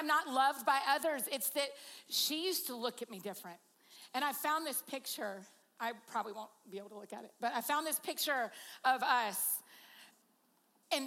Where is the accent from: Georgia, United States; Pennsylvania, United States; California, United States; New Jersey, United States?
Georgia, United States; I'm from Georgia and that's what we